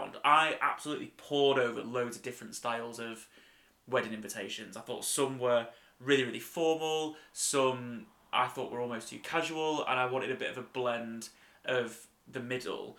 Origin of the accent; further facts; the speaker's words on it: United Kingdom; we're very British